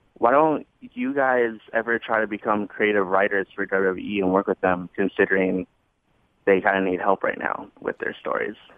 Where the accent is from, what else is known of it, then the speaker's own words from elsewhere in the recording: Redlands, California, United States; I'm from, uh, Redlands, California.